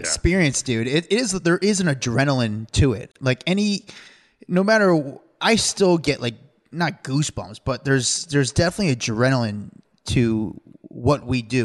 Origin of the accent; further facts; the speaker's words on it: New York, United States; I'm from New York.